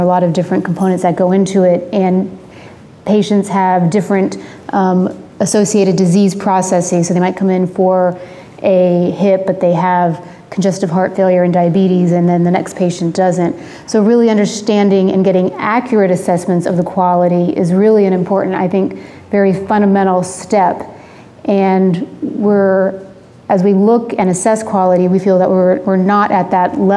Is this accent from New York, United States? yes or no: no; Miami, Florida, United States; moved away; I'm from Miami originally